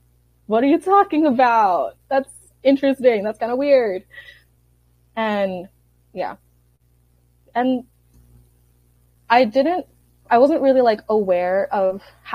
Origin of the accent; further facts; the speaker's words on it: Philippines; And that will be like a period where I was like, I don't like being Filipino.